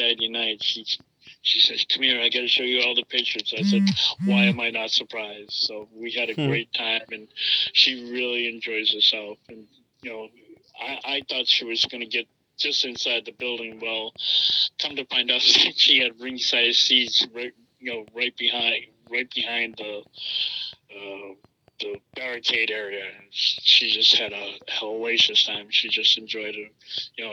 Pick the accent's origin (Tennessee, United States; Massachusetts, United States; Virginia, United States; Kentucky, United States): Massachusetts, United States; now in Florida, United States; I'm from Massachusetts, and I grew up along the beach during the summertime